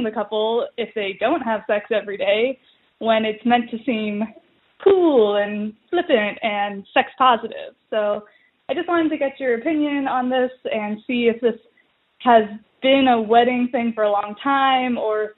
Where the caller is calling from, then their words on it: Midwest, United States; I'm calling from the Midwest as a millennial woman who is starting to attend a lot of my friends' weddings.